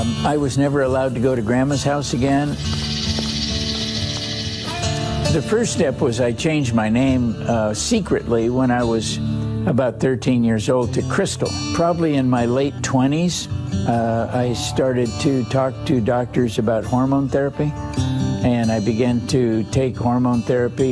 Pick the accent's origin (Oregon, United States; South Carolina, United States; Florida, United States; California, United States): California, United States; Los Angeles; I was born in Los Angeles to a good family, good people